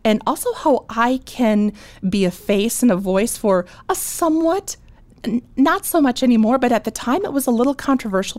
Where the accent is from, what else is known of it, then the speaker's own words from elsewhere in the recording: Bismarck, North Dakota, United States; moved away as an adult; also born or lived in Moorhead, Minnesota; born and raised in Bismarck. So I'm from Bismarck